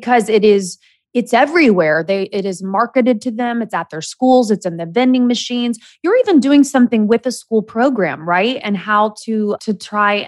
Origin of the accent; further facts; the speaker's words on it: Indiana, United States; now in Los Angeles, United States; I was raised in the Midwest